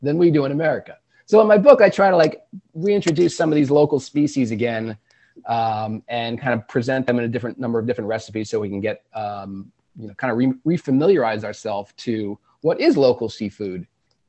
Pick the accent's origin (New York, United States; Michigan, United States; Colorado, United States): New York, United States; North Shore of Long Island; I grew up on the North Shore of Long Island, a mile from the water